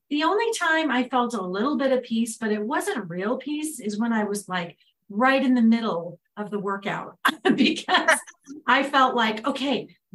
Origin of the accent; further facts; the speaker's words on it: Southern California, United States; where I grew up in Southern California